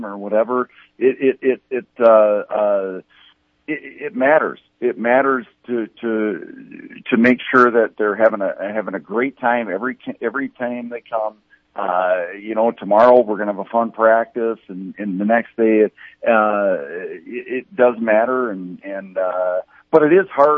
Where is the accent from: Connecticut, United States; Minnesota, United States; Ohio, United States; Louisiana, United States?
Minnesota, United States; Inver Grove Heights; I grew up in Evergrove Heights, Minnesota, so just south of St. Paul, like in Twin Cities area